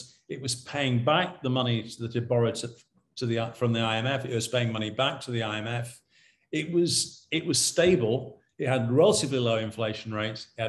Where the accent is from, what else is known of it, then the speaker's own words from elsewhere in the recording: United Kingdom; when we were, you know, sort of growing up in Britain in the 1950s and 60s